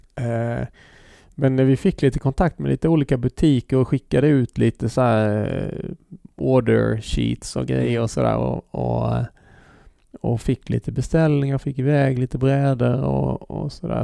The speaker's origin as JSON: {"language": "Swedish", "town": "Halmstad", "region": "Halland County", "country": "Sweden", "said": "vi var från Bäckagård"}